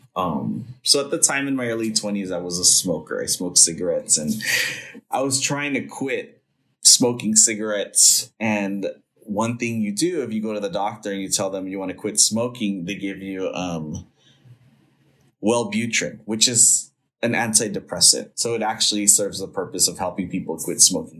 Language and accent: English; Los Angeles, California, United States; I grew up in Northeast Los Angeles um, in a little neighborhood called Eagle Rock